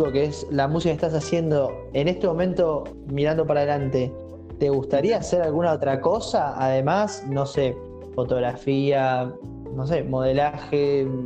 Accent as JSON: {"language": "Spanish", "town": "Mar del Plata", "region": "Buenos Aires Province", "country": "Argentina", "said": "Yo soy de Mar"}